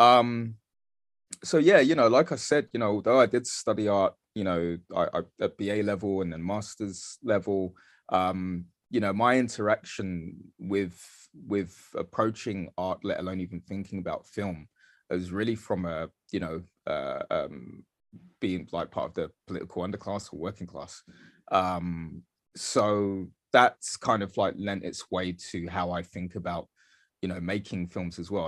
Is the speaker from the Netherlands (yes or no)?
no; London, United Kingdom; also born or lived in Dagenham; I grew up in East London, I grew up in Bethnal Green, uh, mostly